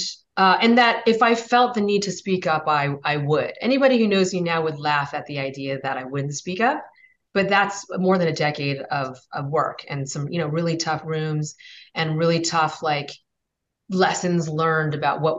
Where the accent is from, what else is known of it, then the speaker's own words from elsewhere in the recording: Redlands, California, United States; I grew up in Redlands, California, which is predominantly a white conservative town